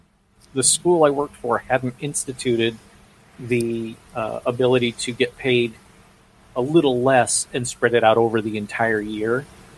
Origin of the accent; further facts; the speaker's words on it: Lake Worth, Florida, United States; moved away; also born or lived in central Louisiana; it was shot in my hometown of Lake Worth.